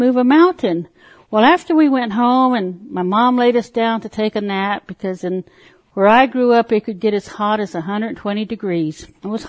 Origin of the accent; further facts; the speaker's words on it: Parker, Arizona, United States; also born or lived in Lake Havasu, California; now in Tulsa, United States; I was born on the Colorado River Indian Reservation in Parker, Arizona. As a child, my mother, who was a Christian, would take us to church, the Poston Baptist Church, at the lower end of the reservation.